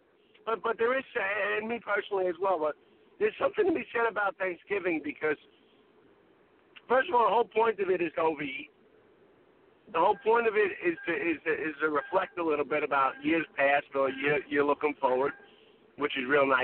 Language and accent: English; New York City, New York, United States; now in New Jersey, United States; when I was growing up in Brooklyn with me and my dad